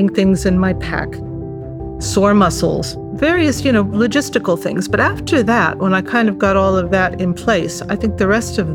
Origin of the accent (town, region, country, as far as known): San Francisco, California, United States; born or raised there; moved away as an adult; now in Cyprus